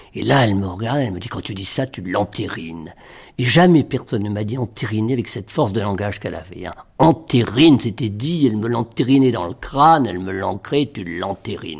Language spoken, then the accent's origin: French; Villerville, Normandy, France; moved away; dans mon village natal, Villerville, qui est à 7 km de Trouville